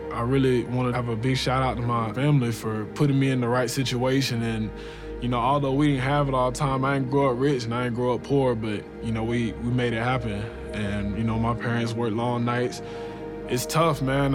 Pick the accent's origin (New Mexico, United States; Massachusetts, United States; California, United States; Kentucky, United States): Kentucky, United States; Louisville; Born and raised in Louisville, Kentucky